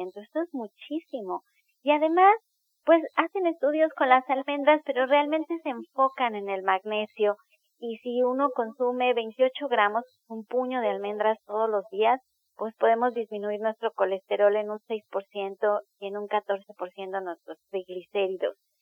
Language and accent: Spanish; Mexico; somos mexicanos